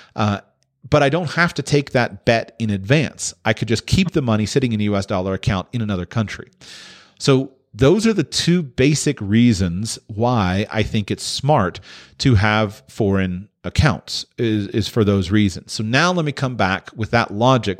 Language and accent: English; United States; I'm American